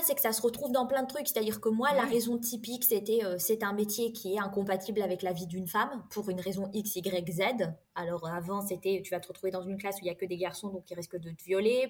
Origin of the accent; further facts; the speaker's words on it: France; j'ai grandi dans une famille modeste euh, avec euh, des parents qui ont émigré en France